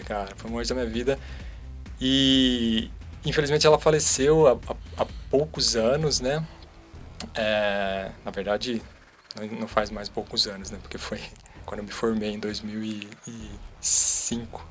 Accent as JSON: {"language": "Portuguese", "town": "Socorro", "region": "São Paulo", "country": "Brazil", "tie": "born or raised there", "moved": "yes", "lives_now": "Campinas, Brazil", "said": "lá de, de Socorro, onde eu cresci"}